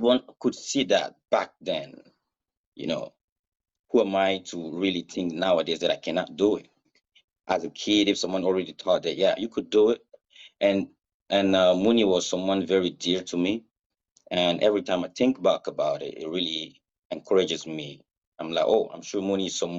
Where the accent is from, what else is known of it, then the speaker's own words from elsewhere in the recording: Burkina Faso; first language Mooré; English is a second language; moved away; My father is a very well-known reggae artist back in my country, Burkina Faso